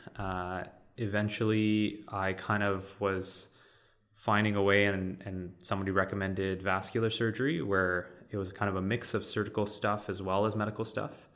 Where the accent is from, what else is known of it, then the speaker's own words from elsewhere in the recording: Vancouver, British Columbia, Canada; I am kind of born and raised in Vancouver